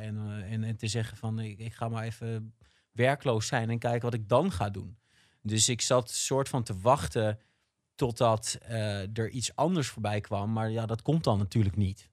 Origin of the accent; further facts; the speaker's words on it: Rotterdam, South Holland, Netherlands; als Rotterdammer